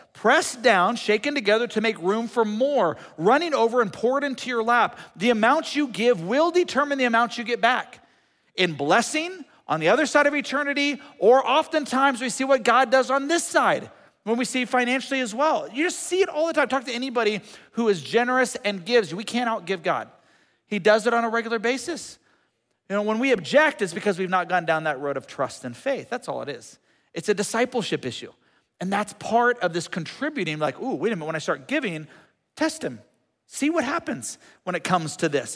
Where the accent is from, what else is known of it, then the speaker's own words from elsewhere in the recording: United States; for us as American Christians